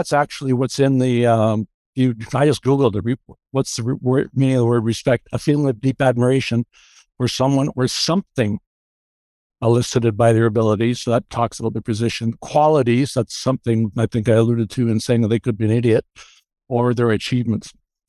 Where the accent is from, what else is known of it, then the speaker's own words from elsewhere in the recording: Canada; I'm Canadian. I'm Canadian.